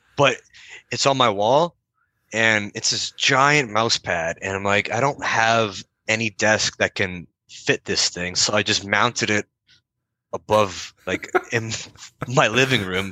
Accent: Windsor, Ontario, Canada; I'm from Windsor, Ontario, which borders D- Detroit, and uh, that's where I was born and raised.

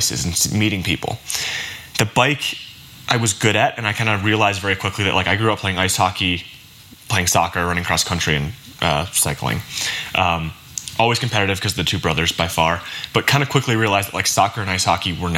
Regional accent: Michigan, United States; also born or lived in Belgium; I grew up in Michigan

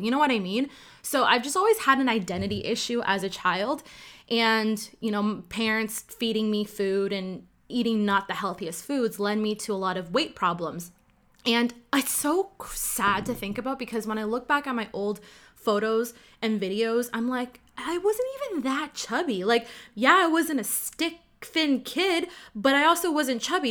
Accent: Ottawa, Ontario, Canada; first language Cantonese; English is a second language; I'm born and raised in Ottawa, Canada

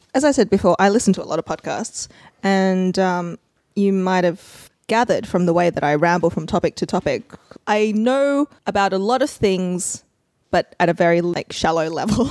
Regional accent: Australia; as an Australian

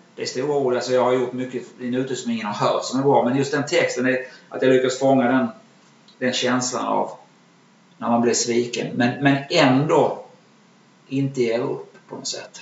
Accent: Malmö, Skåne, Sweden; min uppväxt i Malmö

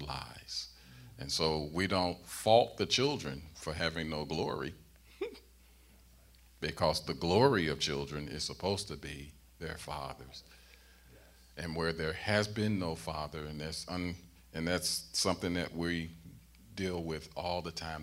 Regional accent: St. Louis, Missouri, United States; growing up in St. Louis

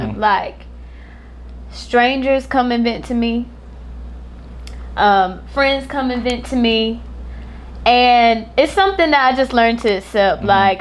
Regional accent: Florence, South Carolina, United States; I'm from Florence, South Carolina

